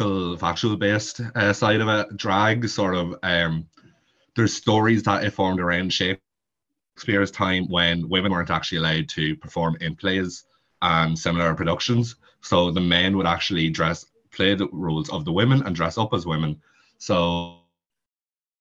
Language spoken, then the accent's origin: English; County Monaghan, Ireland; accent: heavy Monaghan accent; also born or lived in Meath; I am from Monaghan, if you can't tell by the heavy accent. I'm not originally from Monaghan though. I am from Meath, but I have spent majority of my life living in Monaghan